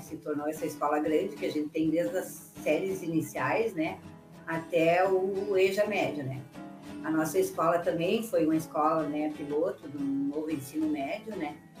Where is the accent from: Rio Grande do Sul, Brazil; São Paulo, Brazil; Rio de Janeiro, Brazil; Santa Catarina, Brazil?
Rio Grande do Sul, Brazil; Carazinho; moved away; also born or lived in Guaíba / Canoas; em 1994 eu fui morar de novo na minha cidade natal, que é Carazinho.